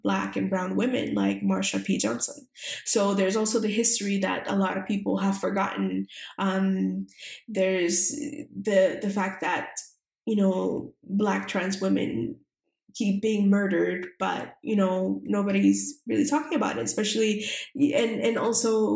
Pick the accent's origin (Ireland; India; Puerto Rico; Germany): Puerto Rico; the island, which is where I'm from Puerto Rico